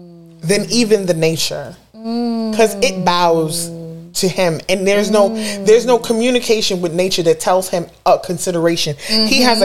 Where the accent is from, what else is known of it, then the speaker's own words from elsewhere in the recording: Brooklyn, New York, United States; I'm from Brooklyn.